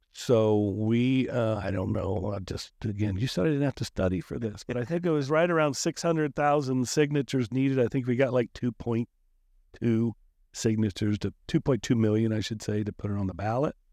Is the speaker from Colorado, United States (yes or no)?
no; Marion, Ohio, United States; moved away; also born or lived in Cincinnati; my time started actually in Marion, Ohio. My hometown, not my birth town, but my hometown